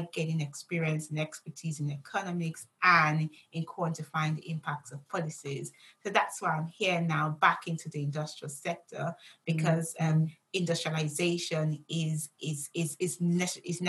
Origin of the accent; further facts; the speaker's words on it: Nigeria; I grew up in Nigeria.